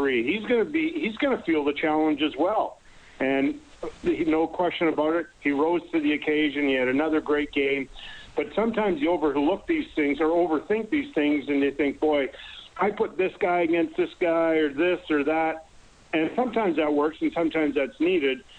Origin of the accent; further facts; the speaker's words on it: Winnipeg, Manitoba, Canada; I grew up in Elmwood